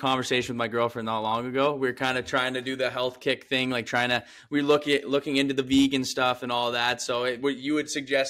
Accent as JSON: {"language": "English", "area": "Ottawa Valley", "region": "Ontario", "country": "Canada", "said": "I'm from the Ottawa Valley where shawarma is like a pizza there."}